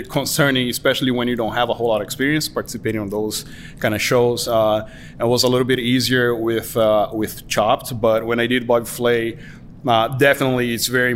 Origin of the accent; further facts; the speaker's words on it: Brazil; moved away as an adult; I was born and raised in Brazil